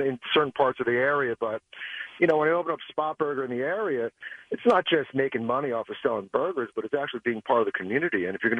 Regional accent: Philadelphia, Pennsylvania, United States; I grew up in South Philly

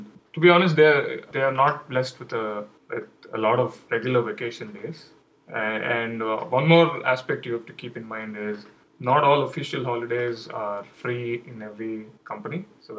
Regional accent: India; English is a second language; moved away as an adult; now in United States; There were not a lot of many official holidays in the US. I was coming from India. We had a lot of festivals and occasions where we used to get a lot of holidays.

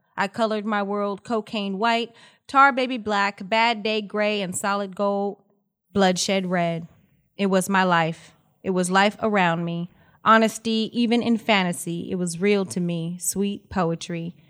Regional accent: Los Angeles, California, United States; born and raised in Los Angeles. I'm a California girl, proud, proud graduate of Crenshaw High School

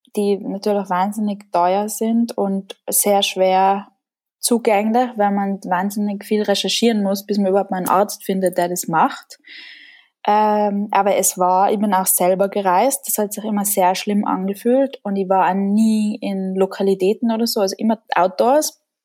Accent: Tyrol, Austria; ich komme aus Tirol. Das hört man auch in meiner Sprache.

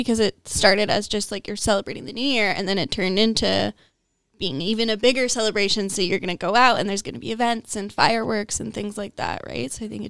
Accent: United States; moved away; I grew up in the States

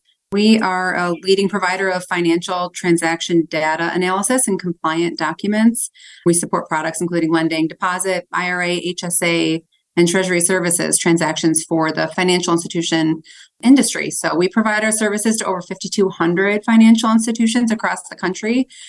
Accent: Detroit, Michigan, United States; growing up in Metro Detroit

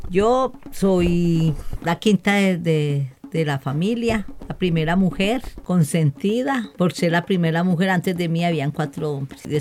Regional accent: Soacha, Cundinamarca, Colombia; Soy del municipio de Soacha, pero ya no pertenezco al colectivo de las madres de Soacha.

